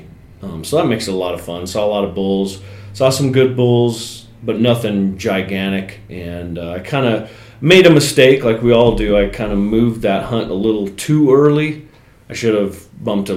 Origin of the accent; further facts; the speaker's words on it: Jackson, Wyoming, United States; My home state of Wyoming